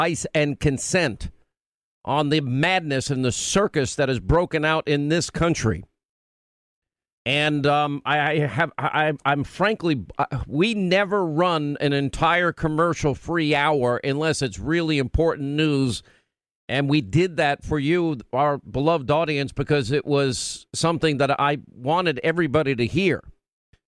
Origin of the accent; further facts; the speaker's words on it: New York, United States; I'm from New York